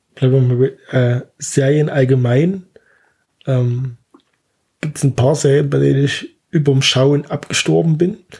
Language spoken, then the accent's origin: German; Zwickau, Saxony, Germany; now in Gera, Germany; ich komme eigentlich aus Sachsen, aus, aus Zwickau